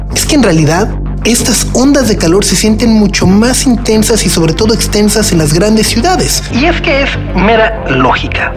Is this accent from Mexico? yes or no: yes; Mexico